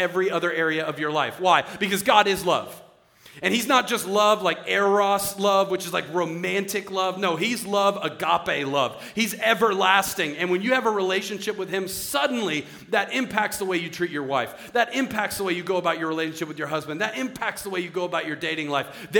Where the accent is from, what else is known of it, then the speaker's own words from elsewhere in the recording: Philadelphia, Pennsylvania, United States; I'm Italian. I was born in Philadelphia.